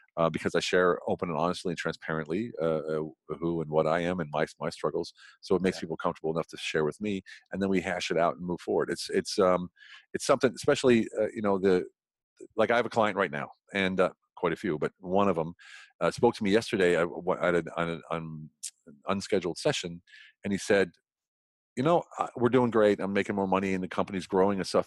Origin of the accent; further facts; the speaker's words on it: Central Pennsylvania, United States; moved away as an adult; now in Europe; I grew up in Pennsylvania, you know what I call Pennsylvania, Central mm-hmm. Pennsylvania